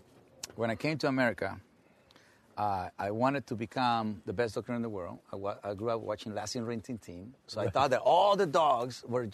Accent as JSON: {"language": "English", "country": "Mexico", "also_born_or_lived": "Inglewood, California / South Central Los Angeles", "second_language": "English", "moved": "as an adult", "lives_now": "United States", "said": "they used to call me the Mexican guy who walks a pack of dogs"}